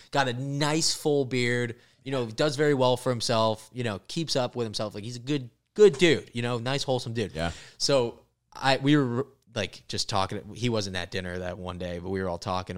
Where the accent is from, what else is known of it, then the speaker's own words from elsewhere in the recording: Florida, United States; moved away; also born or lived in Los Angeles; I'm from Florida